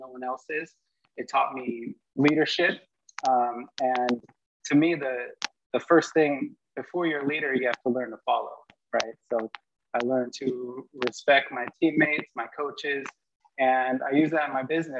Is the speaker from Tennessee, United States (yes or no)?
no; a couple hours north of San Francisco, California, United States; I grew up a couple hours north of San Francisco